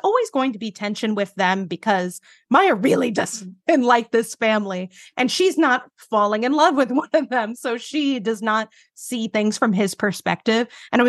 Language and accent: English; Jersey City, New Jersey, United States; I grew up like right outside of New York in Jersey City. So I've lived in a city my entire life.